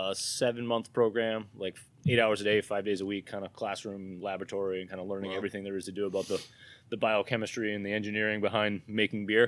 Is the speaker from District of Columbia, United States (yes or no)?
no; New Hampshire, United States; accent: New Hampshire; My New Hampshire accent